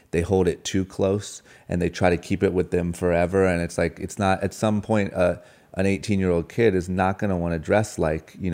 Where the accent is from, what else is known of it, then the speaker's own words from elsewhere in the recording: Tacoma, Washington, United States; moved away; mansion is uh, is the polar opposite of where I grew up. Same with Tacoma, Washington.